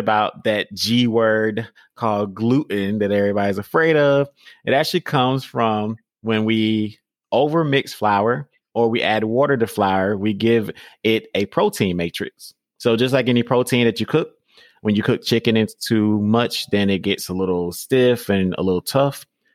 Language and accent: English; Georgia, United States; I'm from Georgia. So we say pecans